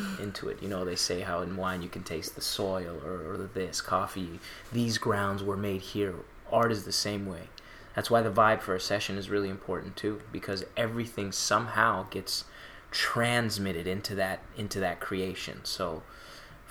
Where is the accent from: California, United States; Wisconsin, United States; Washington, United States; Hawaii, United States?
California, United States; Mission Viejo; also born or lived in Tehran, Iran; I was born in Iran, the capital, Tehran. My ethnicity is Persian. And we moved to the United States when I was about 3 years old. And I grew up in Southern California, specifically Orange County, specifically Mission Viejo